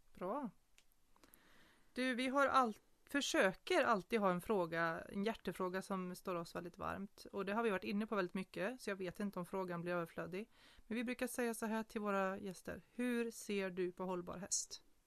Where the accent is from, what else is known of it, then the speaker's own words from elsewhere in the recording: Småland, Sweden; mig som född smålänning